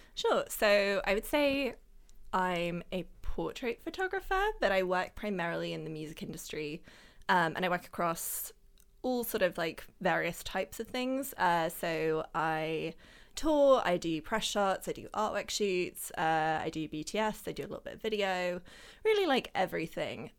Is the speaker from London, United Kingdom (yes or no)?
yes; London, United Kingdom; also born or lived in Germany; I've always like lived in and around London